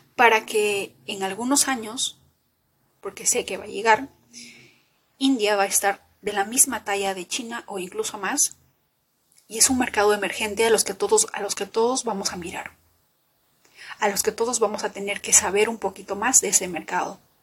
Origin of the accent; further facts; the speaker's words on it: Peru; como peruana